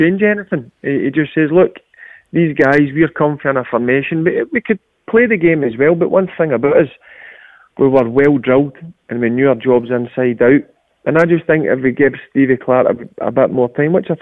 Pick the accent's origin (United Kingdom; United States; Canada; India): United Kingdom; Hamilton, Scotland; I'm from Hamilton.